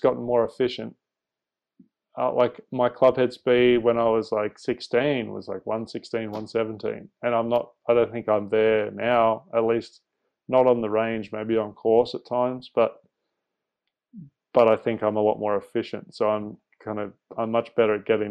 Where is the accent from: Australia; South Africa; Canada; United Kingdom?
Australia; also born or lived in Singapore; growing up in Asia and seeing the waterways there, and then growing up after that in Australia, going to the beach a lot